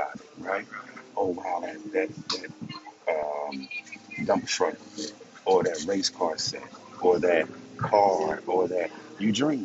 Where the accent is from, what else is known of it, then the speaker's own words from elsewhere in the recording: Mississippi, United States; moved away as an adult; where I was born and raised in Mississippi